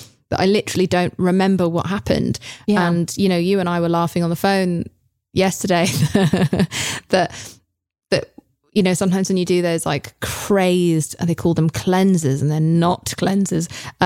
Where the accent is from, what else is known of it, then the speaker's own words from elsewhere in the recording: England, United Kingdom; I'm English.